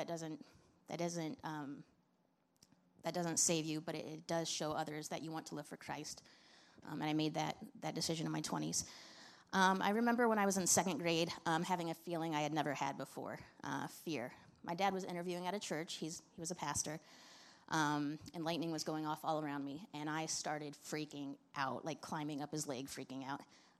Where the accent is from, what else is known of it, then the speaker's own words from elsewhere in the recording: Indiana, United States; born there; I was born in Indiana, August 12th, 1984. My dad was in seminary, and that's why we were there.